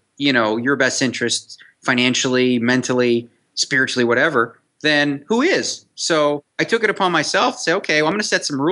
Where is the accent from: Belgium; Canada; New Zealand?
Canada; now in Las Vegas, United States; I'm Canadian. So, you know, I played street hockey growing up